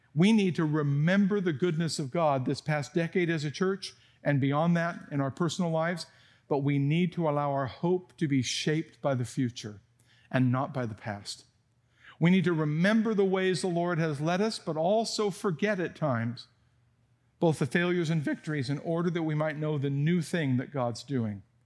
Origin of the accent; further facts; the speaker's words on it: San Jose, California, United States; moved away; I grew up in Almaden Valley when there were still apricots falling from the trees